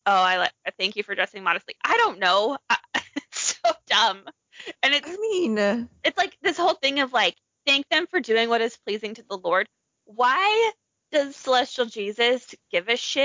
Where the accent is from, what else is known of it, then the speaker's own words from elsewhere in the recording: Provo, Utah, United States; that's my hometown